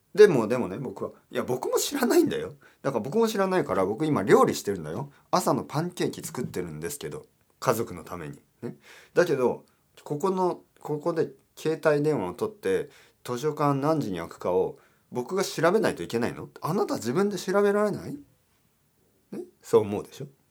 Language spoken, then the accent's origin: Japanese; Spain; スペイン人としては